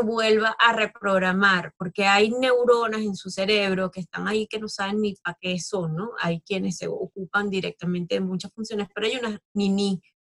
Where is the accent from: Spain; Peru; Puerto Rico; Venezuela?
Venezuela; also born or lived in Australia; sigo teniendo unas raíces fuertes en mi país, en Venezuela, porque me, me vio nacer y me ha dado todo